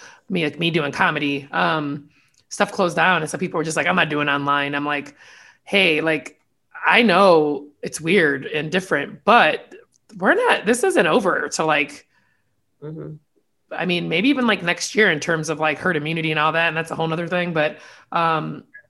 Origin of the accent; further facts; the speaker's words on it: Hammond, Indiana, United States; we're from Hammond together, went to high school.